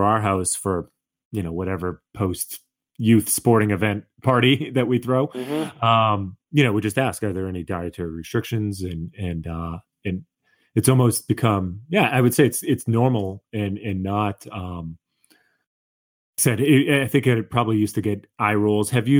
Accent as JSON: {"language": "English", "town": "Boston", "region": "Massachusetts", "country": "United States", "tie": "born or raised there", "said": "I grew up in Boston on a street that was primarily Jewish."}